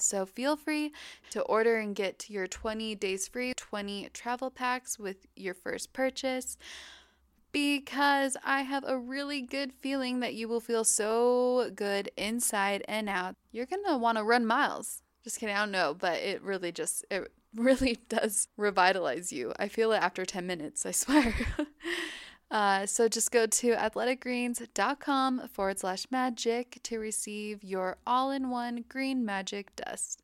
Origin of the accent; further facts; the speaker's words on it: Park City, Utah, United States; moved away as an adult; now in Hawaii, United States; I grew up there in Park City, Utah my entire life